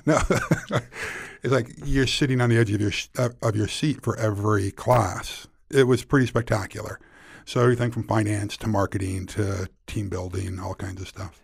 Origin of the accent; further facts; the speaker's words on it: Weston's Mills, New York, United States; I grew up in a real small town in rural Western New York